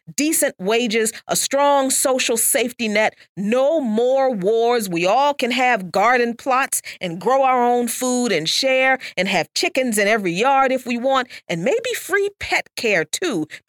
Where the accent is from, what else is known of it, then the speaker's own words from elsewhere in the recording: the South, United States; I'm from the South